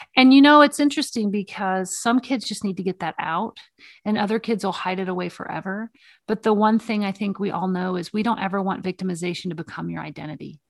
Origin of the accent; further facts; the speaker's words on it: the South, United States; moved away; I'm from the South originally